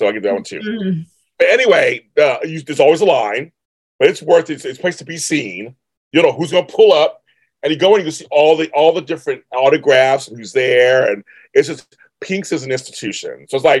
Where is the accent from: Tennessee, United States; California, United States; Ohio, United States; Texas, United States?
California, United States; Inglewood; It's here in Inglewood, my hometown where I live.